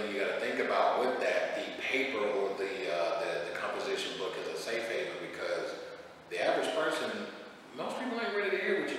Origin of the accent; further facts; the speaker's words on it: Pahokee, Florida, United States; I'm from Pahokee, Florida, original Florida native.